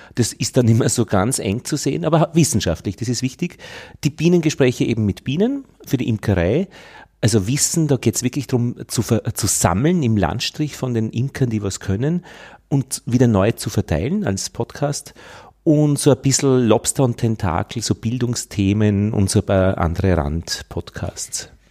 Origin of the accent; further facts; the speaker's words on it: Upper Austria, Austria; now in Vienna, Austria; ich komme aus Wien, bin in Oberösterreich geboren, am Land